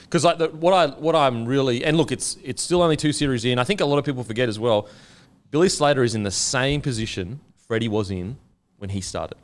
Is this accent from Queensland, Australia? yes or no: yes; Queensland, Australia; as a Queenslander